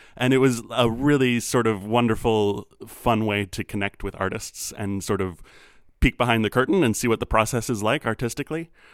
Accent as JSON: {"language": "English", "town": "Minneapolis", "region": "Minnesota", "country": "United States", "tie": "born or raised there", "moved": "yes", "lives_now": "Chicago, United States", "said": "I grew up in Minneapolis"}